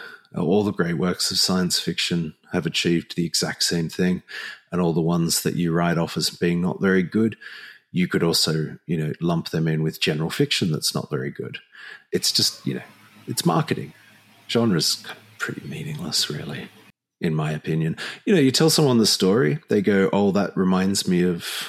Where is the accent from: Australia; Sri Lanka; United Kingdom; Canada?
Australia